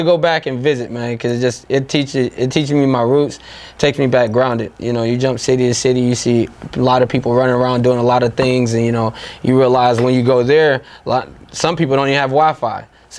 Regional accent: Holly Springs, Mississippi, United States; moved away; Shouts out to Holly Springs, Mississippi. But yeah, it's a small town. It's we got 8 or 9 restaurants. No disrespect to nobody back home. We got a few stoplights, and that's about it. People riding horses and just chilling out.

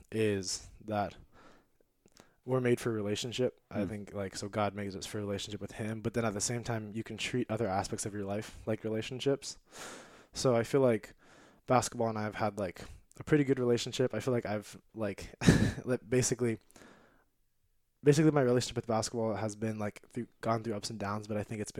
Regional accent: San Diego, California, United States; But I'm mostly from San Diego. That's that's basically kind of where I grew up most of the time.

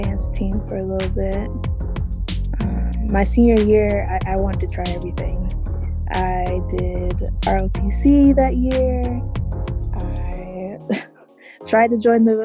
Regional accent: Tampa, Florida, United States; moved away; also born or lived in Brandon, Florida; I'm originally from Tampa, Florida

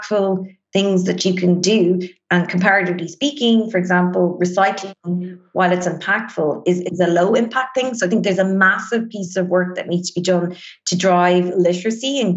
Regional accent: Ireland; we as Irish people really have kind of grown up in this consumerist society

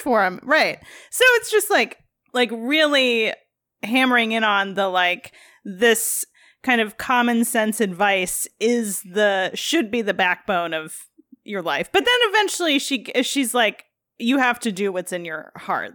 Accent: Midwest, United States; As a Midwesterner, like, obviously, we would go to Minneapolis as our, like, big city

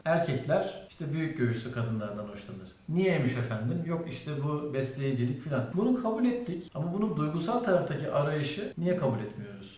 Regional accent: Antakya, Hatay, Turkey; Antakya'lıyım ben abi

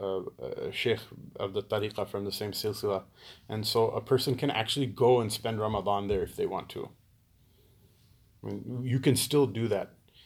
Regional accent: Pakistan; Because we're Pakistani, right? All Pakistanis go to Jannah, right?

